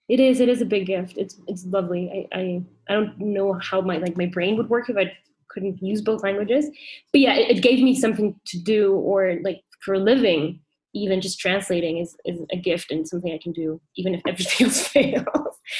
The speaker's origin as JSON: {"language": "English", "region": "Mexico City", "country": "Mexico", "tie": "born or raised there", "also_born_or_lived": "Vancouver, Canada", "said": "I grew up in Mexico City, which is where I am right now."}